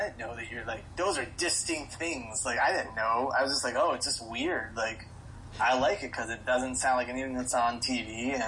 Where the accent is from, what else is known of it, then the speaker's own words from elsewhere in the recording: Florida, United States; I grew up in Florida, so death metal kind of reigned supreme.